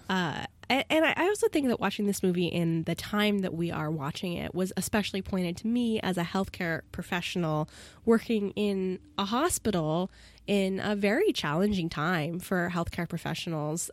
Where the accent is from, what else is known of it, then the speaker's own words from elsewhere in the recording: United States; as an American